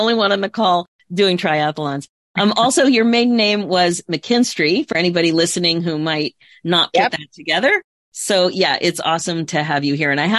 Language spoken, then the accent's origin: English; Lansdale, Pennsylvania, United States; also born or lived in Waynesboro, Pennsylvania; now in Toronto, Canada; growing up in Lansdale, you know, I didn't know any different until I ended up in a really big city